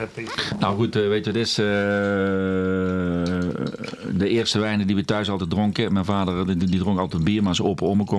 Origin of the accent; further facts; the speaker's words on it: Netherlands; wij zijn Hollanders